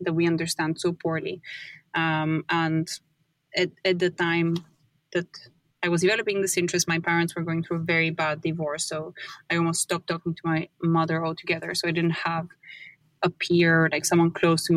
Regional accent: Bulgaria; moved away; I'm from Bulgaria.

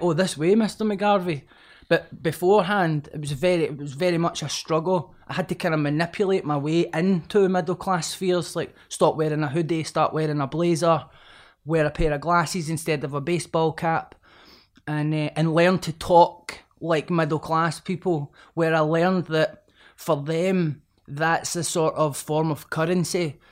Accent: Glasgow, Scotland, United Kingdom; growing up in Pollock and Glasgow

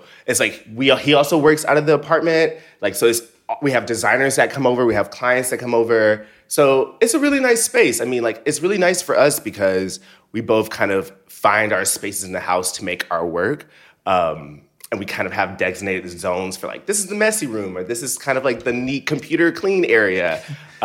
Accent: Seale, Alabama, United States; now in New York, United States; I'm from Seal, Alabama.

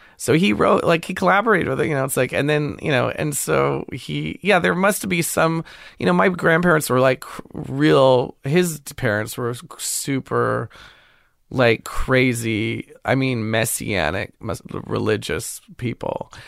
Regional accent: Pasadena, California, United States; also born or lived in Glendale; I grew up mostly in Pasadena

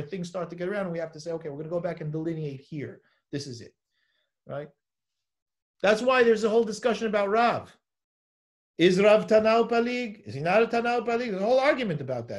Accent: Los Angeles, California, United States; I'm from Los Angeles

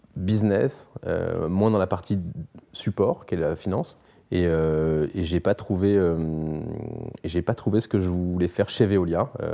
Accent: Brittany, France; also born or lived in Australia; je suis breton, je fais du bateau

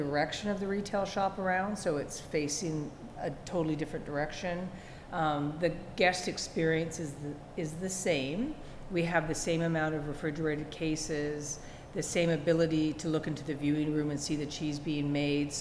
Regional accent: Canada; accent: Canadian; also born or lived in Washington State; now in United States; I'm Canadian. I don't know if you can hear that in my accent

